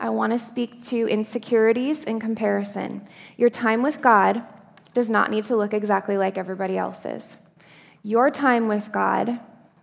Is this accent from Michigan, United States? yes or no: yes; Upper Peninsula of Michigan, United States; I grew up in the Upper Peninsula of Michigan